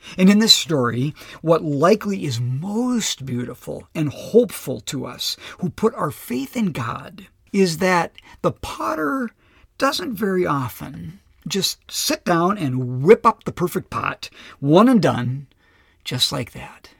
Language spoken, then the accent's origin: English; Minnesota, United States; also born or lived in Lakeville, Minnesota; being a Minnesotan and living in this great, beautiful part of the country